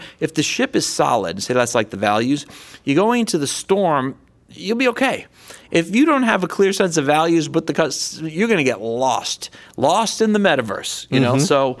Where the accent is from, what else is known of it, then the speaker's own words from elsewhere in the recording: California, United States; I'm from Silicon Valley.